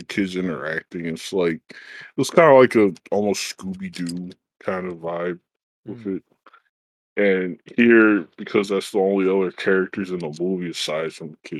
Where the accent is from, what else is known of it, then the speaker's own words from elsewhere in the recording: United States; I'm an American, I'm not Japanese